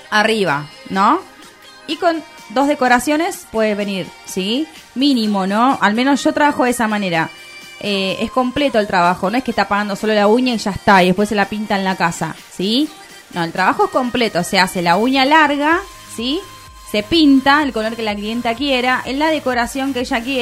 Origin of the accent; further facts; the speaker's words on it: England, United Kingdom; Spanish is a second language; no, porque yo soy inglés. inglés.